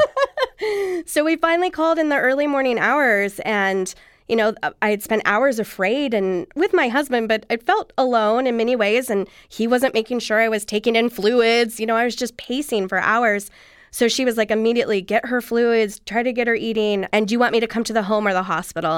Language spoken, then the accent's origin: English; Southern California, United States; I grew up here, actually, in Southern California